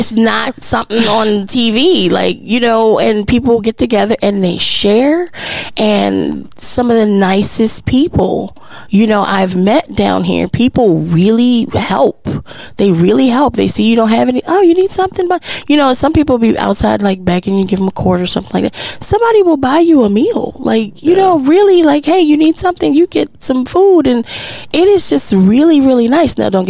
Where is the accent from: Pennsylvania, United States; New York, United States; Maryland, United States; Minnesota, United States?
Maryland, United States; now in Texas, United States; I'm from Maryland